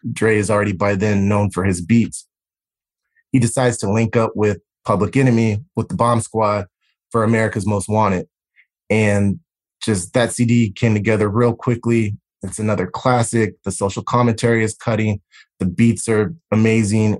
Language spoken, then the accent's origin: English; Southern California, United States; I grew up in Southern California.